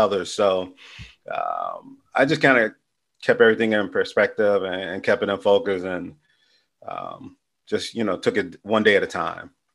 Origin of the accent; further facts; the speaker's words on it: Chicago, Illinois, United States; growing up as a youth on the west side of Chicago was cool because it was families